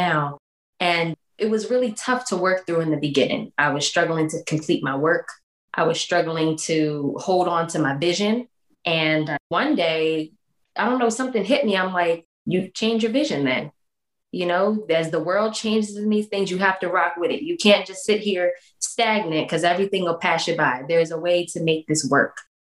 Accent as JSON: {"language": "English", "region": "Delaware", "country": "United States", "also_born_or_lived": "Norfolk, Virginia", "moved": "as an adult", "said": "I'm originally from Delaware"}